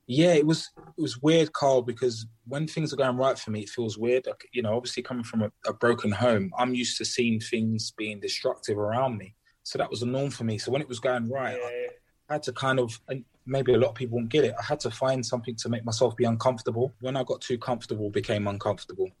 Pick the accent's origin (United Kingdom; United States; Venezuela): United Kingdom; London; I grew up in Peckham